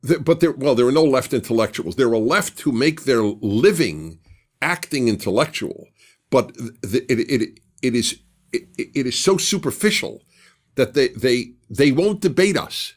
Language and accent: English; New York City, New York, United States; I grew up in Brooklyn